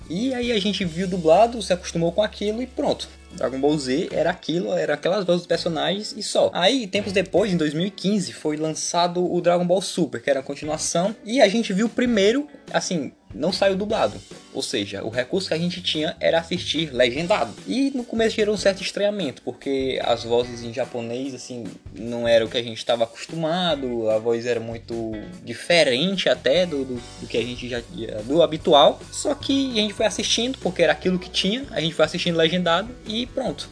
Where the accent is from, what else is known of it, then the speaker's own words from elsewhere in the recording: Brazil; eu sou brasileiro